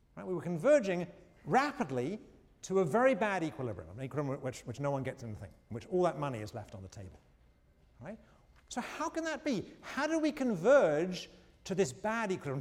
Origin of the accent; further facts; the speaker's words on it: England, United Kingdom; moved away; When I was growing up in England, uh, uh, again, I'm going to reveal my age